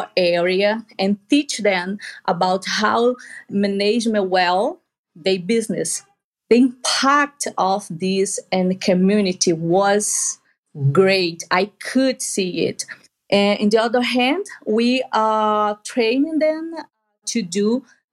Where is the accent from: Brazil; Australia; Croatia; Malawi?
Brazil; Amazon; English is a second language; also born or lived in South Africa; I am from Brazil, especially in the Amazon region